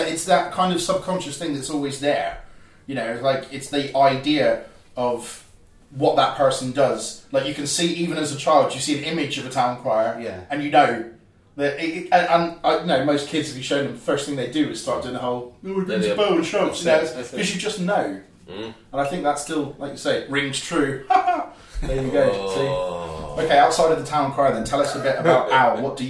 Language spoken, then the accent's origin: English; Cornwall, South West England, United Kingdom; you know exactly what it's like being a Cornish boy yourself.